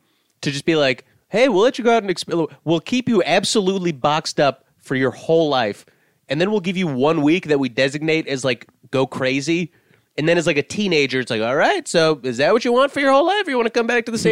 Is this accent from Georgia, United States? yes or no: yes; Atlanta, Georgia, United States; I'm from Atlanta.